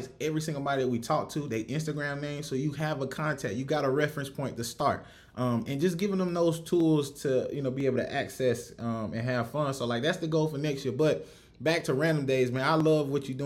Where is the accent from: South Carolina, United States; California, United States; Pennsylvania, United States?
South Carolina, United States; Rock Hill; now in Houston, United States; I'm from Rock Hill, South Carolina, so Columbia ain't nothing but up the road